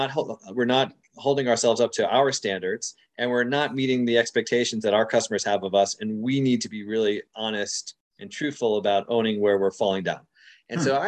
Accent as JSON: {"language": "English", "country": "United States", "said": "being an American living in the United States"}